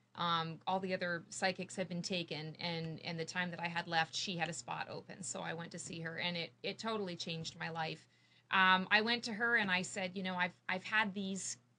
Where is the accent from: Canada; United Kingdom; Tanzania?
Canada; moved away as an adult; now in Morrisville, United States; I am a Canadian. I'm a, a, crazy Canuck, and I moved here three years ago